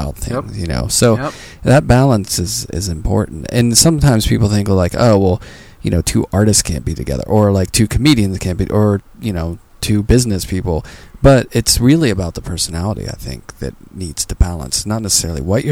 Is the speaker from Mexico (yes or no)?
no; Pittsburgh, Pennsylvania, United States; moved away; also born or lived in New York City; I'm from Pittsburgh